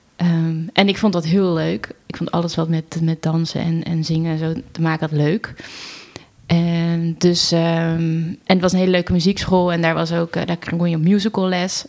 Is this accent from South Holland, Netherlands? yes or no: yes; Wateringen, South Holland, Netherlands; opgegroeid in Wateringen, een dorpje naast